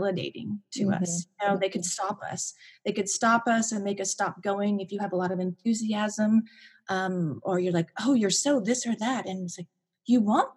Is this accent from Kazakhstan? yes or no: no; Pacific Northwest, United States; moved away; also born or lived in Washington State / Idaho / Montana; I grew up in the Northwest, the Pacific Northwest, and I lived in a couple different states. I lived in Washington State, Idaho, and Montana.